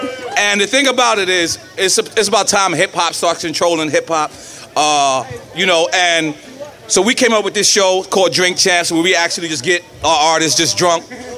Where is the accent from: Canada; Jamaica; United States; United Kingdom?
United States; New York; I'm from New York.